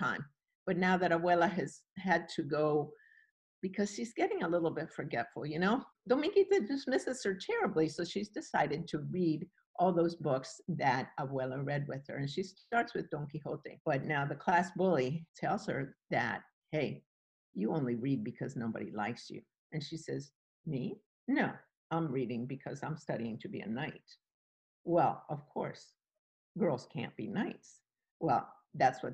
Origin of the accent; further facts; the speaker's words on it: Cuba; now in Virginia, United States; I was born in Cuba, and I now live in Western Virginia.